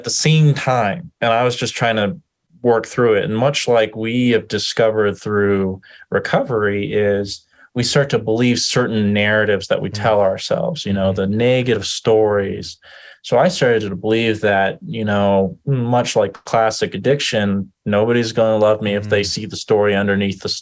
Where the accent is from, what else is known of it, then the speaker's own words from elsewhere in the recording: Denver, Colorado, United States; I grew up in Denver, Colorado, in a family system